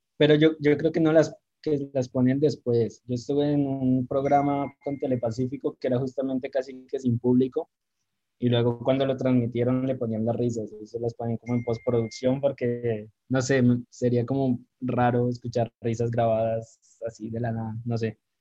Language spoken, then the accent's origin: Spanish; Pasto, Nariño, Colombia; que a uno le pidan chistes siendo pastuso